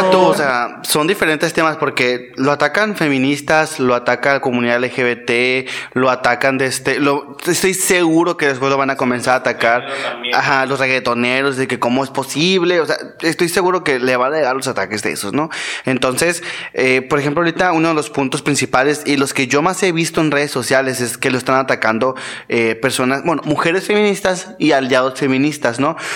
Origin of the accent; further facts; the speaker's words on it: El Tocuyo, Lara, Venezuela; now in Cajeme, Mexico; eh, soy del Tocuyo, Venezuela.